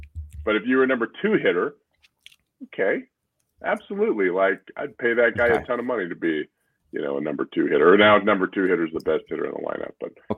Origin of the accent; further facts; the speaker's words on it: San Diego, California, United States; I grew up in San Diego